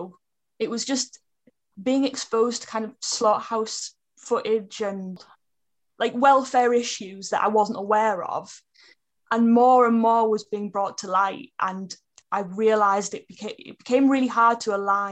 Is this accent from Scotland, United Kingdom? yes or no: no; Middlesbrough, North East England, United Kingdom; moved away as an adult; now in Cambridgeshire, United Kingdom; So I was born in Middlesbrough in Teesside, and now I live in Cambridgeshire. And I moved here about a year ago